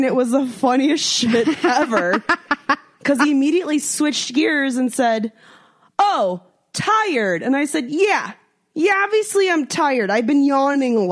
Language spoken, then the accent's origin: English; United States; being American